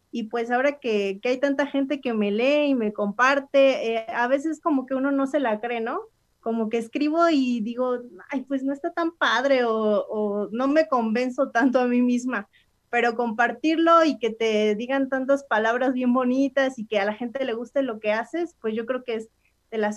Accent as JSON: {"language": "Spanish", "town": "Xicotepec", "region": "Puebla", "country": "Mexico", "tie": "born or raised there", "said": "allá en mi pueblo, en Jicotepec, este, es una fiesta muy grande, o sea, muy, muy grande. Eh, es un pueblo que colinda con muchas comunidades indígenas"}